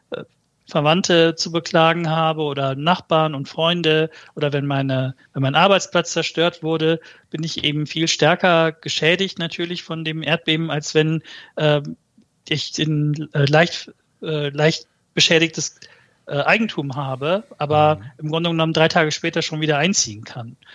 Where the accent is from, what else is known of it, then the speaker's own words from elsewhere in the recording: Malatya, Turkey; Ja, also die, ich komme ja aus Malatya. Malatyas offizielle Todeszahlen sind, glaube ich, bei knapp unter 1500.